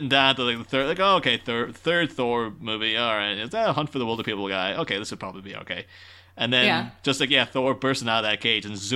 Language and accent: English; Ireland; growing up in Ireland and then getting English television